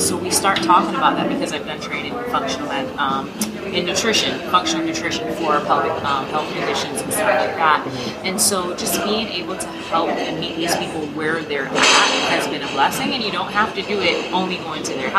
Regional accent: Barbados

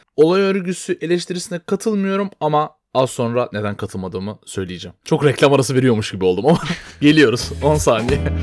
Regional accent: Istanbul, Turkey; doğma büyüme İstanbulluyuz ikimiz de.

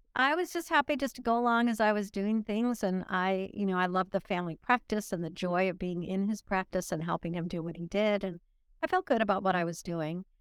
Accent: Illinois, United States; also born or lived in Nuremberg, Germany; I started my life in Illinois.

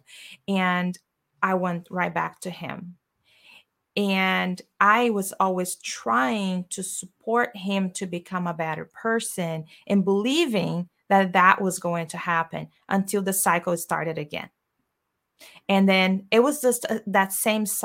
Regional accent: Brazil; English is a second language; moved away as an adult; I am from Brazil and I came here, as you said, I had $200 in my pocket.

